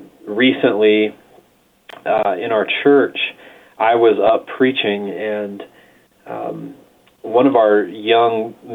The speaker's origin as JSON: {"language": "English", "region": "the Bible Belt", "country": "United States", "tie": "born or raised there", "said": "And I grew up more in the Bible Belt where there are large churches on every corner in the United States"}